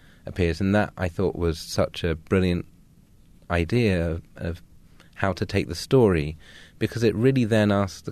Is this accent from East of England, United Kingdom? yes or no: yes; Suffolk, East of England, United Kingdom; also born or lived in London; I was born in London and lived near Elephant and Castle, and then we moved to Suffolk, the jewel of the East in England, when I was around 6 or 7